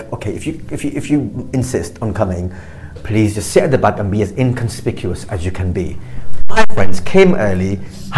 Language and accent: English; Blackburn, North West England, United Kingdom; I grew up in Blackburn